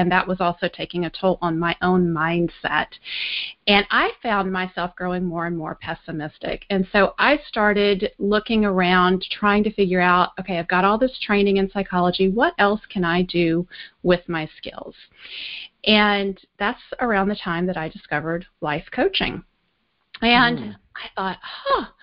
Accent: Alexandria, Louisiana, United States; moved away as an adult; also born or lived in Austin, Texas; I grew up in Alexandria, Louisiana

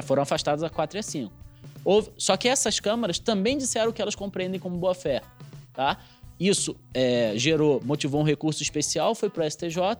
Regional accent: Rio de Janeiro, Brazil; moved away as an adult; also born or lived in Minas Gerais; now in Paraná, Brazil; eu sou carioca, vim aqui para o Paraná depois de um, um tempinho em Minas Gerais como procurador da Fazenda Nacional

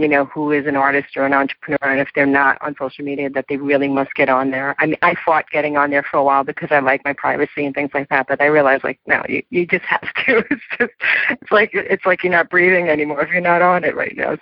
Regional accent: New York City, New York, United States; my hometown of New York City

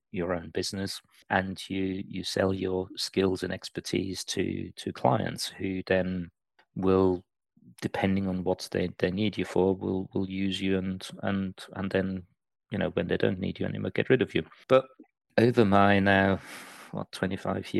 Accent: Austria; moved away as an adult; also born or lived in Liverpool / Manchester; now in United Kingdom; I'm originally from Austria. I came over here to study and stayed

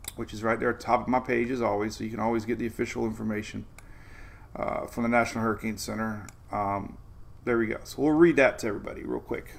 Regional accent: Oldsmar, Florida, United States; coming to you live from Oldsmar, Florida, my hometown

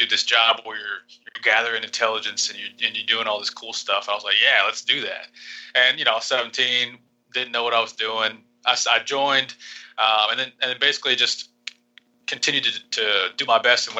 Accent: Vinita, Oklahoma, United States; moved away as an adult; now in Panama; a small town called Vinita

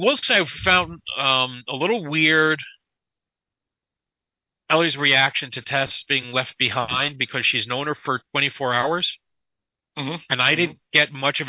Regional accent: Detroit, Michigan, United States; You know, so I'm from Detroit. You know, it's in Michigan. So I know where Detroit is.

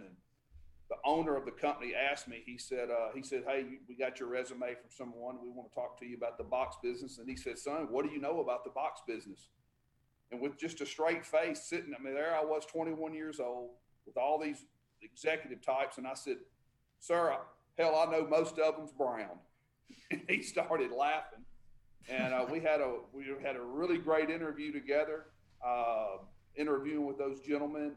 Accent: Tupelo, Mississippi, United States; also born or lived in Guntown, Mississippi; I was born and raised in Tupelo, Mississippi.

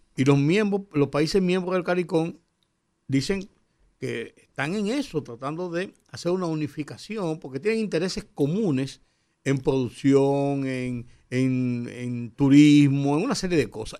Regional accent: Dominican Republic; como dominicanos

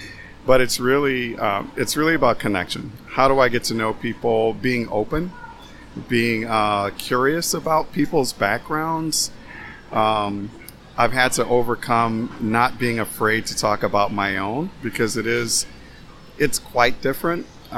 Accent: the South, United States; now in Madison, United States; I came from the South to Madison, Wisconsin, completely different culture, not knowing anyone.

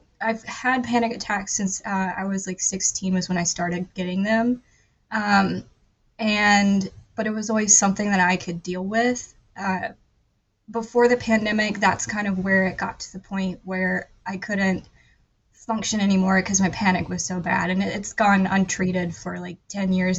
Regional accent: North Carolina, United States; I'm from North Carolina

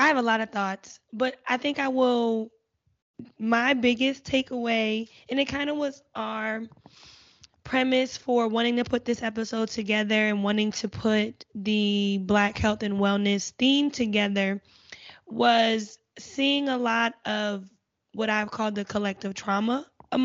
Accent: New Jersey, United States; moved away; I'm from Jersey. When I went back home

